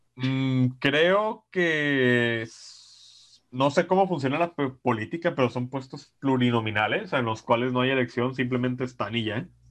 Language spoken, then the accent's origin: Spanish; Mexico; desde que nací en México